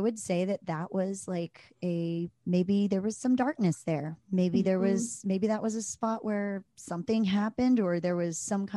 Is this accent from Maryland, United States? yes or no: yes; Maryland, United States; when I was a kid, I grew up in Maryland